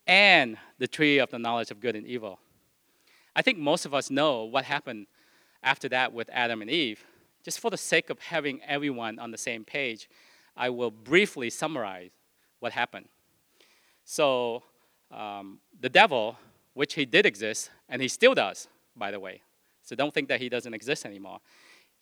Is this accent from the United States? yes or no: no; Vietnam; moved away; I was born in Vietnam.